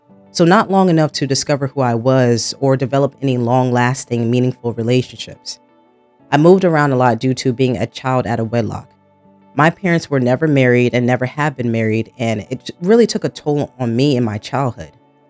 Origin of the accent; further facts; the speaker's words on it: New Jersey, United States; So yes, born and raised in Jersey. I grew up in a suburban area, so not poor, but not rich either. I moved around a lot in my childhood, some different cities within Jersey and some states 2-3 hours from Jersey.